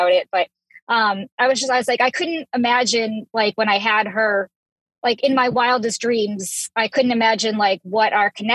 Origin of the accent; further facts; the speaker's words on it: Massachusetts, United States; I'm from Massachusetts.